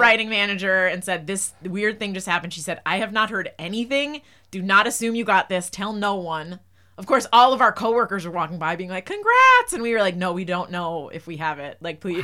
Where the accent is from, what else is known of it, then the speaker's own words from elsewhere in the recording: New Jersey, United States; moved away as an adult; now in Los Angeles, United States; I grew up in New Jersey